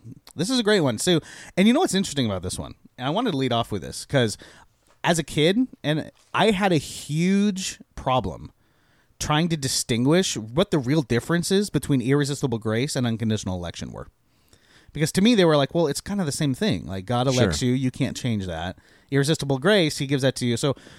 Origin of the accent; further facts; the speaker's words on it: Washington, United States; So I grew up in Eastern Washington, where we get lots of snow.